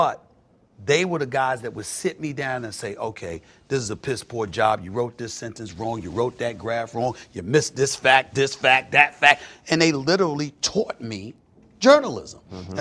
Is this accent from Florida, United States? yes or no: no; New York City, New York, United States; moved away as an adult; also born or lived in Archdale, North Carolina; I'm from New York City. I'm from the streets of Hollis, Queens, New York City